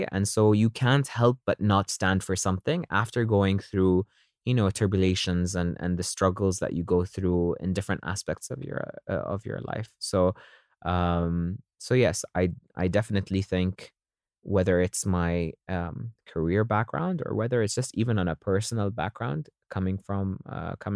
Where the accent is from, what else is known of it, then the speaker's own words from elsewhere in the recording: Dubai, United Arab Emirates; coming from this region, growing up in Dubai, being exposed to a lot of different cultures